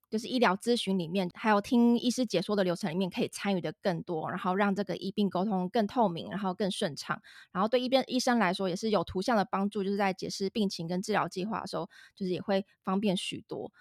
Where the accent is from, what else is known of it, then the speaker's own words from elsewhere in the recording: Zhongli, Taoyuan, Taiwan; 我跟Bill都是算是在 桃园土生土长的